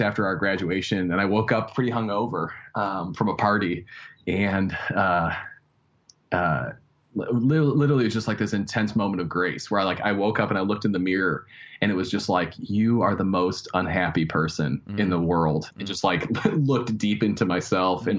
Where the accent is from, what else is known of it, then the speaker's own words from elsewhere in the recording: Chicago, Illinois, United States; also born or lived in Wheaton, Illinois / Minnesota / Denver; I grew up uh, in the in the the suburbs